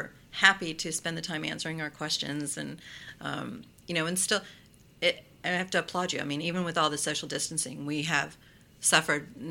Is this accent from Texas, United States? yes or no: no; Orange City, Florida, United States; moved away as an adult; now in Port Orange, United States; I grew up in Orange City, DeLand High School graduate